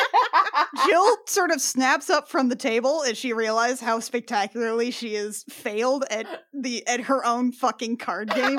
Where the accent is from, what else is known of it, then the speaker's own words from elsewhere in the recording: Indiana, United States; I'm from Indiana